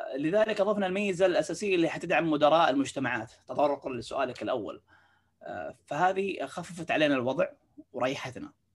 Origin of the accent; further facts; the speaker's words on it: Saudi Arabia; عندنا في السعوديه